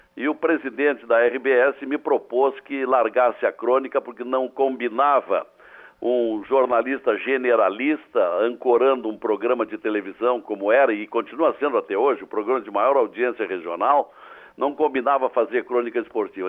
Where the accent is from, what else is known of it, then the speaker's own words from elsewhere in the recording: Vale Verde, Rio Grande do Sul, Brazil; embora eu tenha nascido no, no campo, eu, eu nasci no, no, numa região chamada Vale Verde, um pequeno município entre Rio Pardo